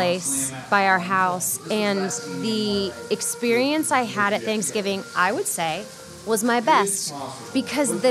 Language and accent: English; Midwest, United States; I come from the Midwest